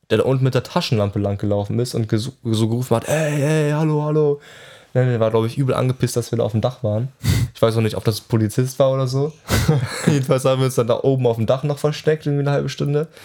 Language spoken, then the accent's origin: German; Hannover, Lower Saxony, Germany; Wo kommst du her? Ja, aus Hannover. Hä? Okay, wir kommen auch, wir kommen auch aus Hannover.